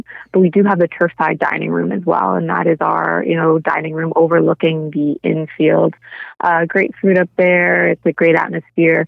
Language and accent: English; Fort Erie, Ontario, Canada; I'm kind of born and raised in Fort Erie. I've, you know, lived here all my life